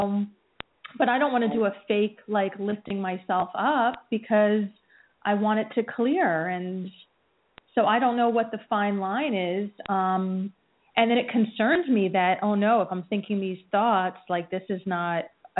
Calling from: New Jersey, United States; New Jersey.

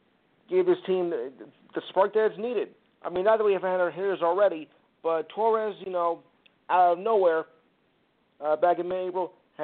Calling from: New Jersey, United States; from Jersey.

